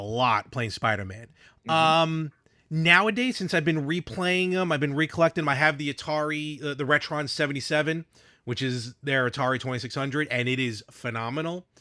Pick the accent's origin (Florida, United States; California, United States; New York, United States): New York, United States; we're from New York